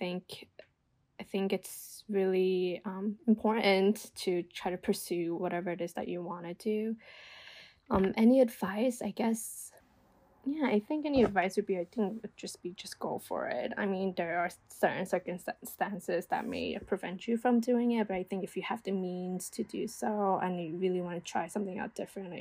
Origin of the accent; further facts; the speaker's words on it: New York, United States; also born or lived in New Jersey; I'm originally from New York, and I worked in New York. I went to school in New York